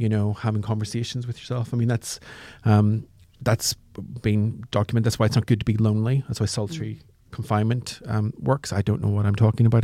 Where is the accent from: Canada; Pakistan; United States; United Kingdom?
United Kingdom; Northern Ireland; now in London, United Kingdom; I'm from Northern Ireland, and I was in a bomb blast when I was very young